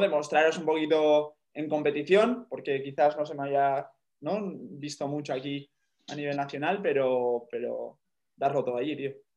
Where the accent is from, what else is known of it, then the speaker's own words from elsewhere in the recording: Spain; soy el primer español